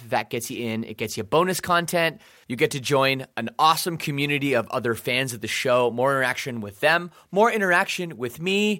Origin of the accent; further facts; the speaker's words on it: Canada; I'm Canadian